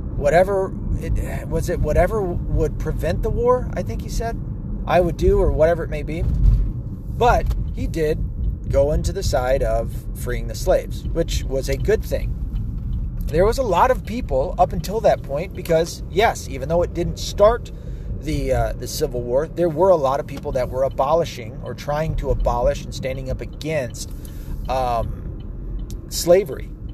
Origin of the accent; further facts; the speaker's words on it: the South, United States; as a Southerner